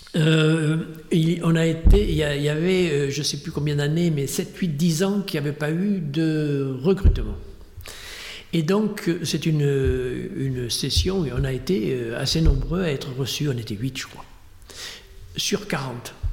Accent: Dordogne, Nouvelle-Aquitaine, France; j'étais de Dordogne.

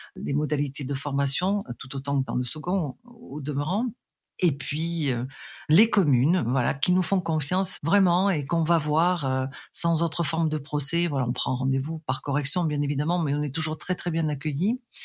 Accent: Arles, Provence-Alpes-Côte d'Azur, France; je suis née en Provence, précisément à Arles

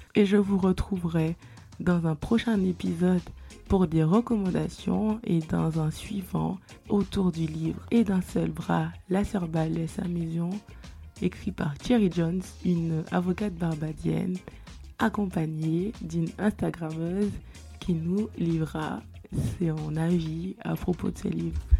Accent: Guadeloupe; Je suis guadeloupéenne

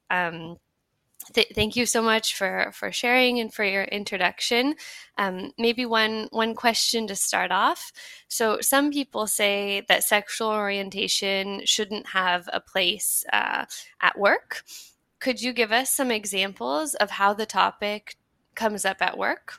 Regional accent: United States; now in France; I'm American, but I'm also French now. I've been living in France for a while

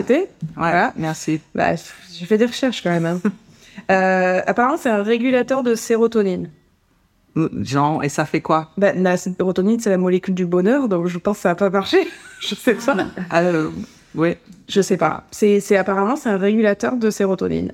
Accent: France; en tant que Français

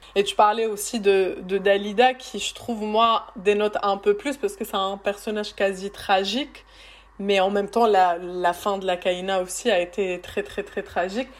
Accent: France; une Française qui a grandi en regardant la télé française

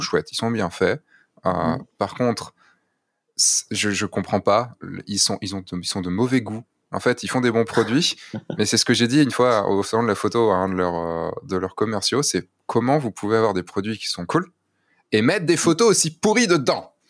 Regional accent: France; en tant que Français

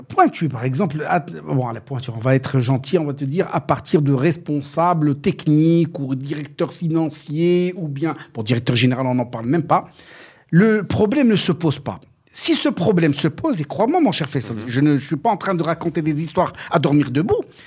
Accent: Morocco; chez nous au Maroc

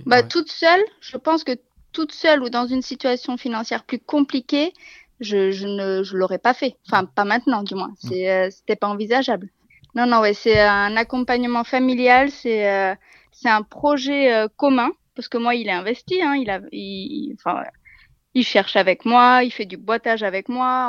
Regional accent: Bordeaux, Nouvelle-Aquitaine, France; moved away as an adult; now in Burgundy, France; Je je suis pas de la région de Bourgogne, je suis originaire de Bordeaux. Ça fait quatre ans que nous sommes ici.

